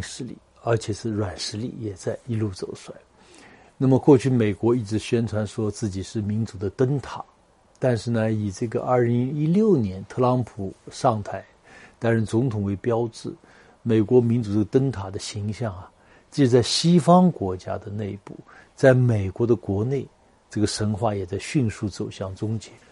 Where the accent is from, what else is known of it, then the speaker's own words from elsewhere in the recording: China; 我们中国人常说的